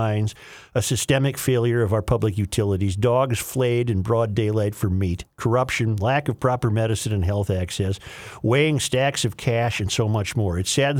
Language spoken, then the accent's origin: English; Caracas, Capital District, Venezuela; English is a second language; Caracas, Venezuela, my home country, has it all.